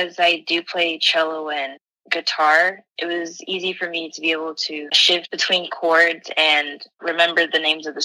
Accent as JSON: {"language": "English", "town": "El Paso", "region": "Texas", "country": "United States", "moved": "as an adult", "lives_now": "Austin, United States", "said": "I'm from El Paso, Texas. I recently moved to Austin, Texas"}